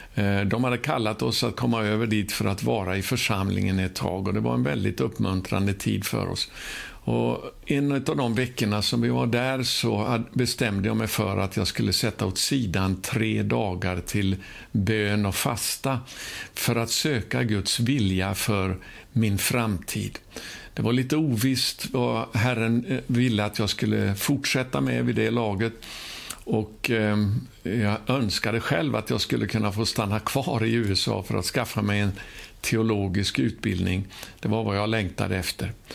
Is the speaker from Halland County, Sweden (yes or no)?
no; Ulricehamn, Västra Götaland, Sweden; min hemstad där jag då bodde, i Ulricehamn gick på gymnasiet där